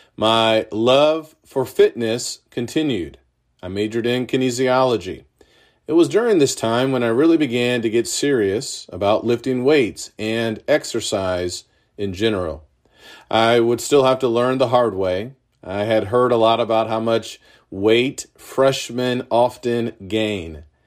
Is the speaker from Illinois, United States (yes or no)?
yes; Urbana, Illinois, United States; The University of Illinois was in my hometown of Urbana.